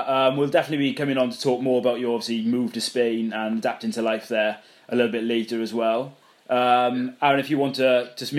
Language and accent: English; Wales, United Kingdom; So I'm from Wales, obviously. And although I'm down south